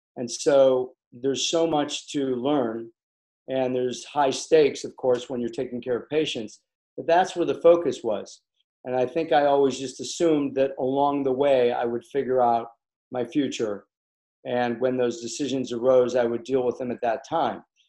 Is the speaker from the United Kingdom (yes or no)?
no; Chicago, Illinois, United States; moved away as an adult; also born or lived in Los Angeles; I'm from Chicago